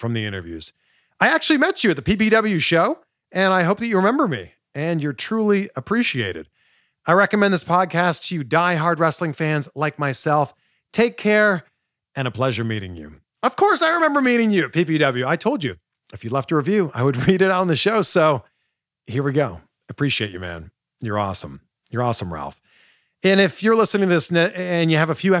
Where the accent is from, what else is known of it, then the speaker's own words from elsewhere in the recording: Toronto, Ontario, Canada; moved away; I'm originally from Toronto